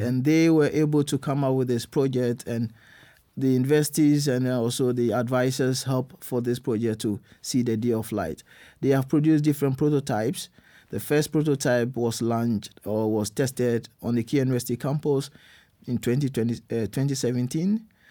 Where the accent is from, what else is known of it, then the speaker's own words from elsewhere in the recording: Ghana; moved away as an adult; now in Germany; I'm born in Ghana, I grew up in Ghana